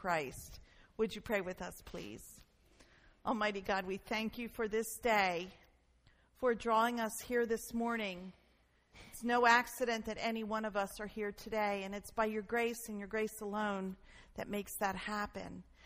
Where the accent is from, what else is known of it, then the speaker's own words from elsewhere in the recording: Newark, United States; we grew up in Newark in a neighborhood called Nottingham Green